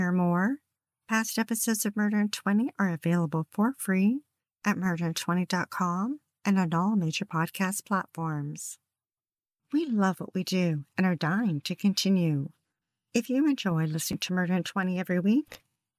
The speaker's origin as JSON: {"language": "English", "town": "Kelowna", "region": "British Columbia", "country": "Canada", "tie": "born or raised there", "said": "Growing up in Kelowna"}